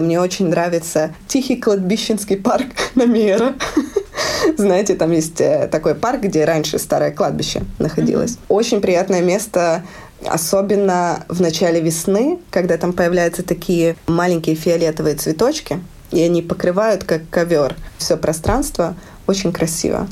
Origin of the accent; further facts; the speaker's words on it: Lviv, Lviv Oblast, Ukraine; moved away as an adult; now in Riga, Latvia; я из Украины, живу в Латвии